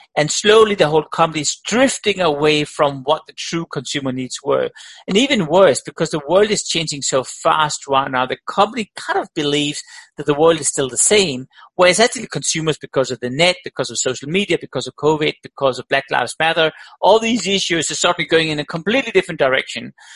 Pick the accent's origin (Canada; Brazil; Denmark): Denmark; also born or lived in Australia; now in Switzerland; I'm born in Denmark